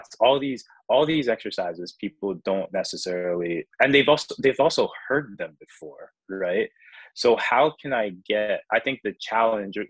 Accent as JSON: {"language": "English", "country": "United States"}